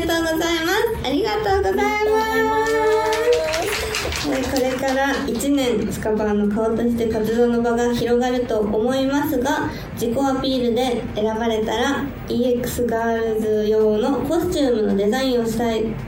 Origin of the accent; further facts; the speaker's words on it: Shizuoka, Japan; 静岡県出身